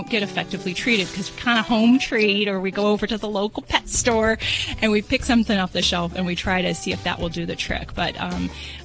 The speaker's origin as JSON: {"language": "English", "town": "Las Vegas", "region": "Nevada", "country": "United States", "said": "I'm from Vegas"}